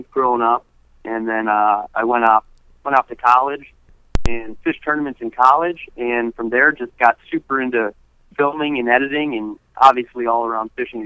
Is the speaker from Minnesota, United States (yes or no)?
yes; Minnesota, United States; also born or lived in Colorado; I was born in Colorado, then moved to Minnesota when I was really young, and I was fortunate enough to grow up next to a whole bunch of lakes